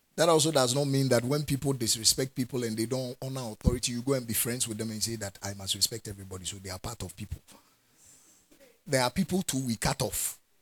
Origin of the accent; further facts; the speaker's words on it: Ghana; I'm a Ghanaian and I'm in Ghana. And I'm a Ghanaian